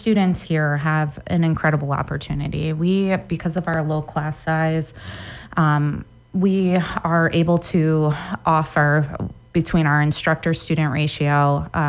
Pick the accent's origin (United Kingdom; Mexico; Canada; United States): United States; East Coast; moved away as an adult; also born or lived in New York; now in Montana, United States; I grew up on the East Coast